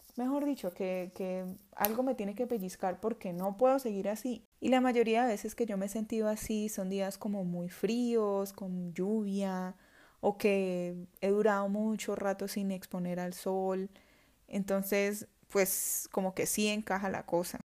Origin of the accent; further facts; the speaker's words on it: Florencia, Caquetá, Colombia; Nosotras somos del Caquetá, somos de una zona tropical de Colombia